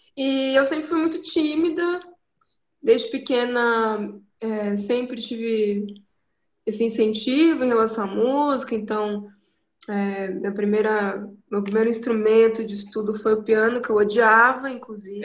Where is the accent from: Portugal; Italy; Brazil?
Brazil; Ubatuba, São Paulo; moved away as an adult; also born or lived in Rio de Janeiro / Taubaté; Nasci no Rio, sou carioca, mas eu vim pra cá com 15 dias, então uhum. meus pais mudaram, casaram, mudaram pra Ubatuba. Então eu cresci aqui